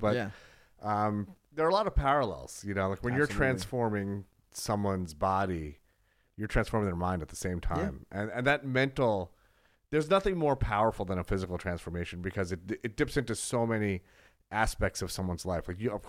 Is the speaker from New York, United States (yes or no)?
yes; New York City, New York, United States; I'm a kid from the Bronx.